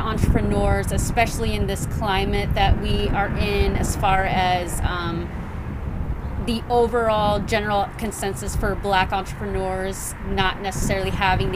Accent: Whitehall, Ohio, United States; we grew up in Whitehall

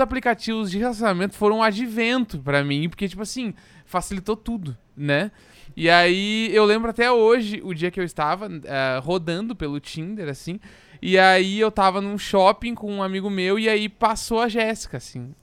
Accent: Porto Alegre, Rio Grande do Sul, Brazil; now in São Paulo, Brazil; Eu sou de Porto Alegre, então quando eu vim para São Paulo

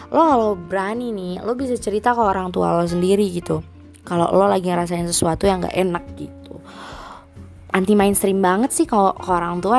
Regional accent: Karawang, West Java, Indonesia; jadi tuh dua hari yang lalu gue habis ngadain event konser gitu kan di kota gue di Karawang

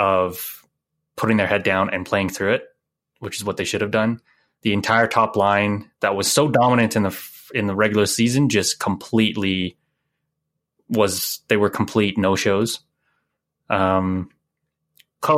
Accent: Canada; being Canadian

